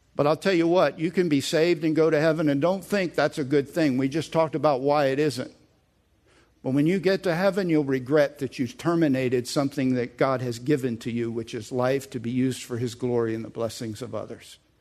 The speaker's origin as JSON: {"language": "English", "country": "United States", "said": "I'm an American"}